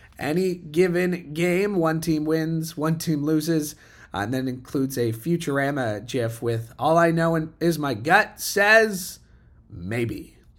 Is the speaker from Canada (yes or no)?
yes; Canada; accent: Canadian; hopefully he feels the same about my Canadian accent up here.